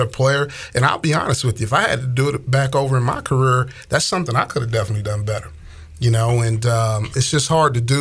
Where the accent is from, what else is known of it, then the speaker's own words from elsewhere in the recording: Atlanta, Georgia, United States; I'm from Atlanta